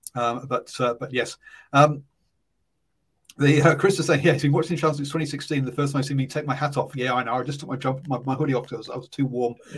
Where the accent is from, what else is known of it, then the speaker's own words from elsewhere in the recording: England, United Kingdom; accent: English; also born or lived in France; now in Waihi, New Zealand; that's why I sound English because I am from England um, or British, uh, but uh, but I've lived overseas a lot